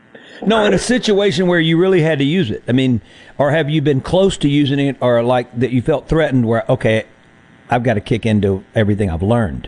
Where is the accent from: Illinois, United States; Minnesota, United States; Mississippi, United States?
Mississippi, United States; We're going to get to know you because we're from Mississippi.